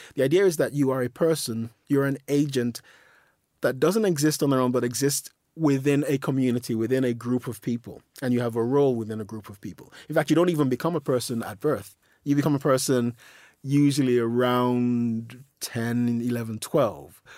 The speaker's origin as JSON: {"language": "English", "region": "London", "country": "United Kingdom", "tie": "born or raised there", "also_born_or_lived": "Nigeria", "said": "I'm just a guy from South London, you know, I was born in Lambeth."}